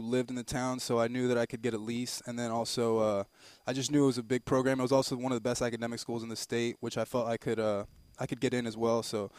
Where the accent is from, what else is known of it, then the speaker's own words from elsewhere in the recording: Miami, Florida, United States; moved away; I grew up in Miami, Florida.